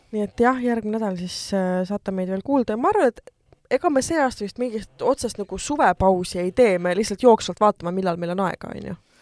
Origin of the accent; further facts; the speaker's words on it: Estonia; ma olen eestlane